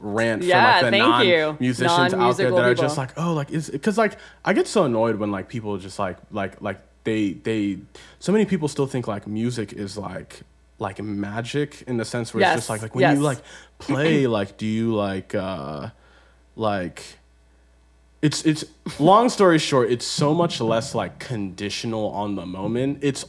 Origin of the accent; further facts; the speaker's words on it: Baltimore, Maryland, United States; I'm from Baltimore